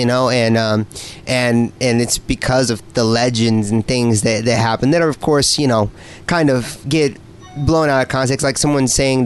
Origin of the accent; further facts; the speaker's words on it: Indiana, United States; moved away as an adult; now in San Diego, United States; I'm from Indiana